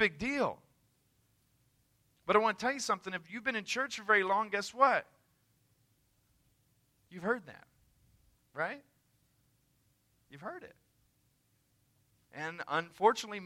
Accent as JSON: {"language": "English", "region": "the South", "country": "United States", "said": "I'm from the South"}